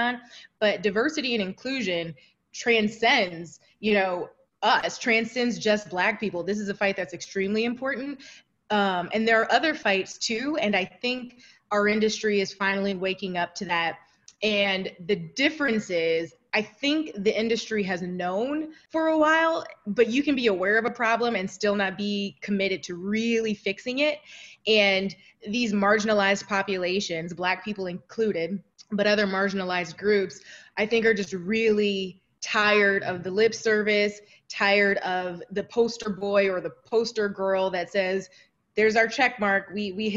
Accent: Toledo, Ohio, United States; moved away as an adult; also born or lived in New York; I grew up in Toledo, Ohio

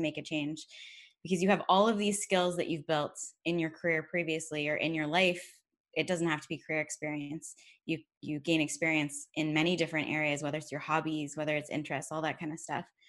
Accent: Georgetown, Ontario, Canada; my hometown of Georgetown, Ontario

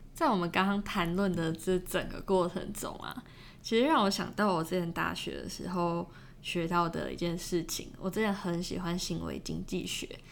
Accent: Taiwan; now in Melbourne, Australia; 我们不在自己的家乡

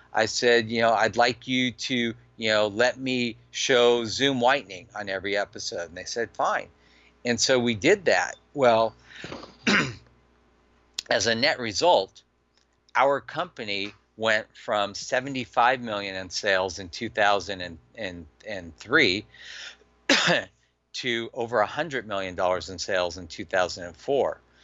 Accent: Los Angeles, California, United States; I grew up in Granada Hills.

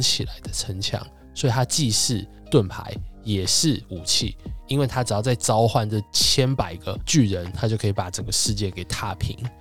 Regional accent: Taiwan; moved away; also born or lived in mainland China; 我们身为台湾人

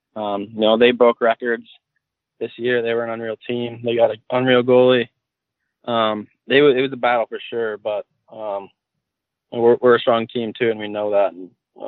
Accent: Calgary, Alberta, Canada; I grew up in Calgary.

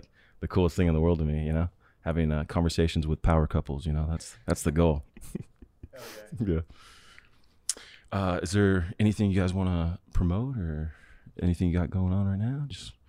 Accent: Sacramento, California, United States; also born or lived in Florida; I grew up in California for the most part. And, you know, my family lived in Florida for a little bit.

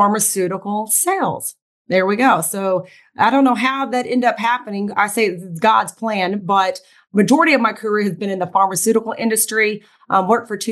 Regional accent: Tulsa, Oklahoma, United States; I was born and bred in Tulsa, Oklahoma, was raised in an Asian household

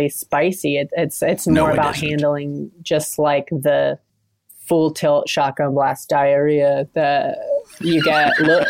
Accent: Orient, Ohio, United States; now in New York, United States; I am from Ohio. I'm from a town called Orient, Ohio, which is like maybe it's considered central Ohio, maybe 20 minutes from Columbus, which is the capital.

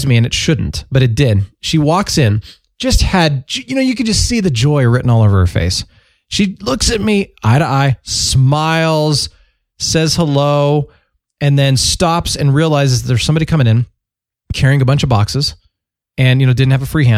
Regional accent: California, United States; I was born in California

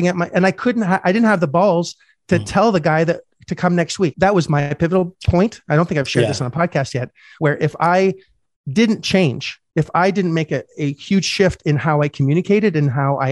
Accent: Canada; first language French; English is a second language; I'm Canadian

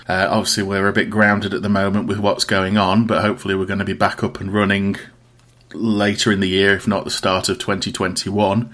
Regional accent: Riddings, East Midlands, United Kingdom; I am from a place called Riddings in Derbyshire, um, which is about half an hour outside of Derby.

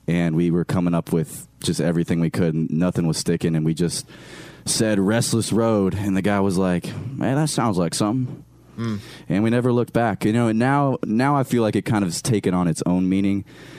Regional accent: Iowa, United States; also born or lived in Michigan / Pennsylvania; now in Wichita, United States; My family actually lives there now, but I was born and raised in Iowa. Then I lived in Michigan and Pennsylvania.

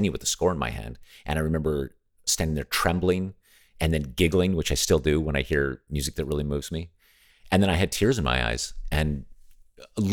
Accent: Las Vegas, Nevada, United States; I grew up in Nevada, where Las Vegas is.

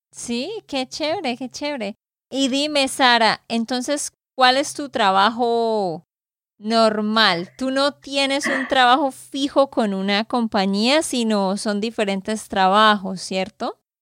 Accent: Santander, Colombia; de Santander, Colombia

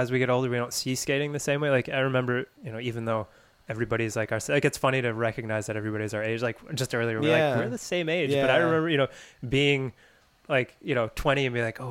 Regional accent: United States; we're American

